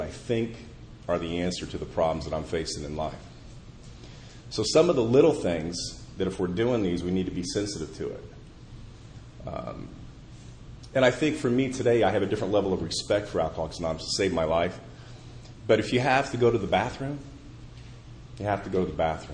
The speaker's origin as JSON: {"language": "English", "town": "Indianapolis", "region": "Indiana", "country": "United States", "tie": "born or raised there", "said": "my hometown of Indianapolis"}